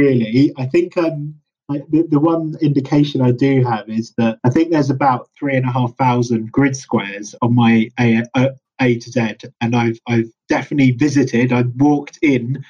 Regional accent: London, United Kingdom; I grew up in London. I've always pretty much lived in London except for university

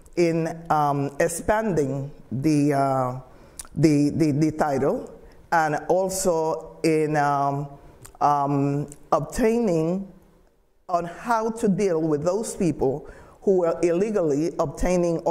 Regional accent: Trujillo, Colón, Honduras; moved away; I was born in Trujillo

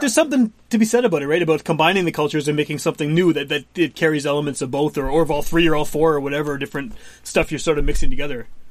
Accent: Winnipeg, Manitoba, Canada; also born or lived in West End, Winnipeg; grew up in Wolseley, then uh, moved to the West End.

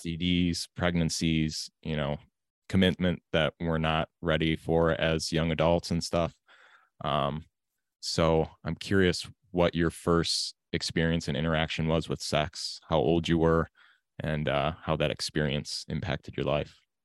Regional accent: United States; growing up in America

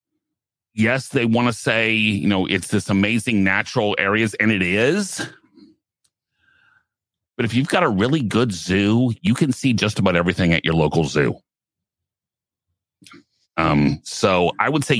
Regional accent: South Central Kansas, United States; where I grew up here in South Central Kansas, we actually have one of the premier zoos in the country.

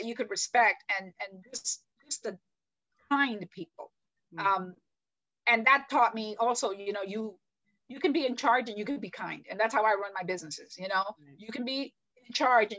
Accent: New York City, New York, United States; I was raised in New York City

